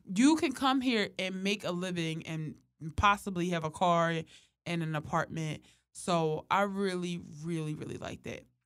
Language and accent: English; Philadelphia, Pennsylvania, United States; growing up in Philly